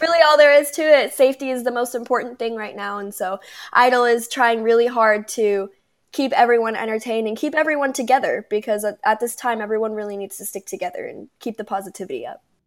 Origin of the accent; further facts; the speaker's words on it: Palm Desert, California, United States; now in Temecula, United States; I was born in Palm Desert, California